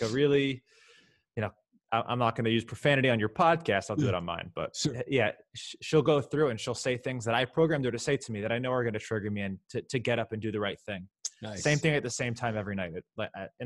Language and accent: English; Miami, Florida, United States; also born or lived in Syracuse, New York; I grew up in Miami